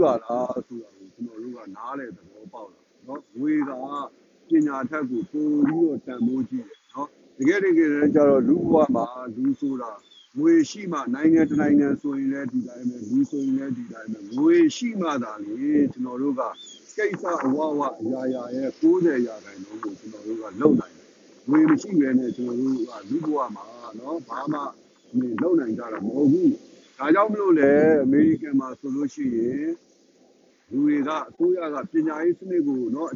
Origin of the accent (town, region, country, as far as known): Myanmar